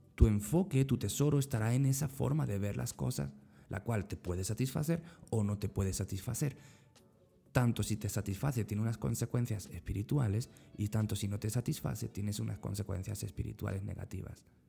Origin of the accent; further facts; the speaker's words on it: Spain; moved away as an adult; now in Central America; en mi país, en España